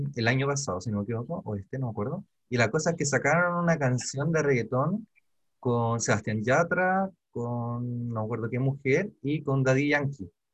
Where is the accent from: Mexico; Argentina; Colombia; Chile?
Chile; yo también crecí en Pobla